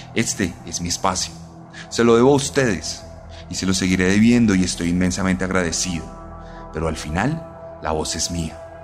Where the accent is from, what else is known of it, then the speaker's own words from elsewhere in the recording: Colombia; vencimos en las urnas el pasado domingo aquí en Colombia